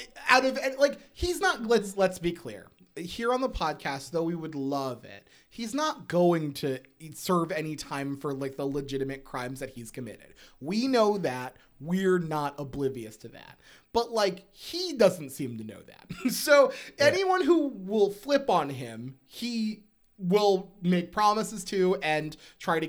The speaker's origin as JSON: {"language": "English", "town": "Bloomsburg", "region": "Pennsylvania", "country": "United States", "said": "we are from Bloom. We lived in Bloom"}